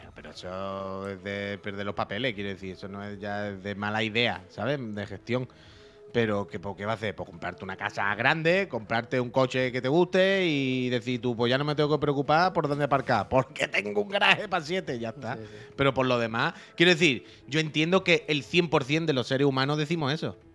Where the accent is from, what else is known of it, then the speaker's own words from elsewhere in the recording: Chiclana de la Frontera, Andalusia, Spain; also born or lived in Seville; cuando era niño en Chiclana con mi padre